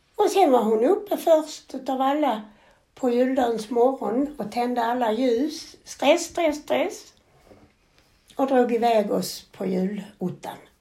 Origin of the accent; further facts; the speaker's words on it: Sweden; vi kommer ifrån Sverige